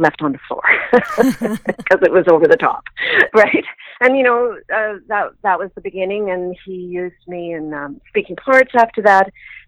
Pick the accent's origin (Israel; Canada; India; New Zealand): Canada; Kamloops, British Columbia; also born or lived in England; now in Vancouver, Canada; I was born in Kamloops